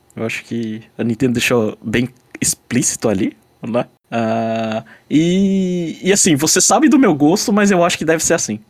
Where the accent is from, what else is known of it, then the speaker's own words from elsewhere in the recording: Brazil; now in Japan; notícias do Brasil, né? É, eu gosto porque me lembra o quanto, sei lá, tipo, de onde eu vim